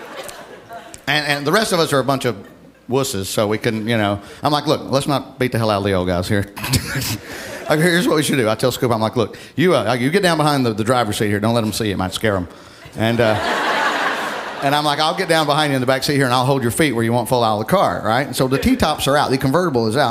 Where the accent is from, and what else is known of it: Alabama, United States; moved away